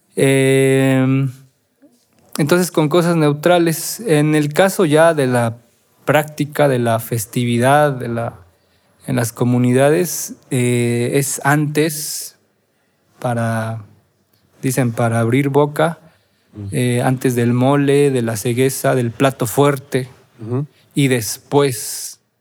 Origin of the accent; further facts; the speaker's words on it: Oaxaca, Mexico; la celebración más importante como oaxaqueños y no sé si como mexicanos, pero sí como oaxaqueños